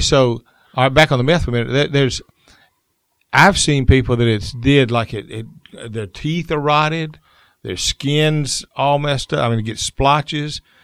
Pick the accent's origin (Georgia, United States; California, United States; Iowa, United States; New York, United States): Georgia, United States; Columbus; I was from Columbus